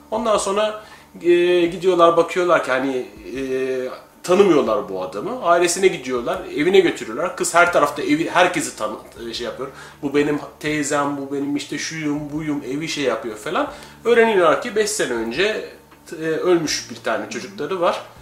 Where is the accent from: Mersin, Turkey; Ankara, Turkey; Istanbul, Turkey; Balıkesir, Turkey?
Mersin, Turkey; Çünkü bizim orada ben Mersinliyim. Mersin, Adana, Hatay tarafı bunlardan geçilmez.